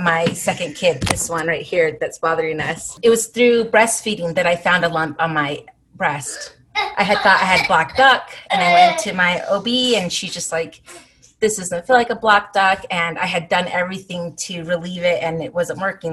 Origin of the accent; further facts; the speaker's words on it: Salt Lake City, Utah, United States; also born or lived in Arizona / Chicago; I was born and raised here in Salt Lake, but I lived in Arizona for about 10 years and one year in Chicago.